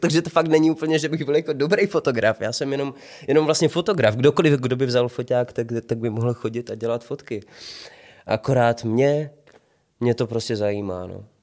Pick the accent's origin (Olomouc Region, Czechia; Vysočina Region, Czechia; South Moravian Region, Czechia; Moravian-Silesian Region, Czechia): Olomouc Region, Czechia; Prostějov; now in Ostrava, Czechia; potom jsme se přestěhovali do Prostějova a tam už to začalo. Dramaťáček na škole, eh, základní umělecká škola, amatérské divadlo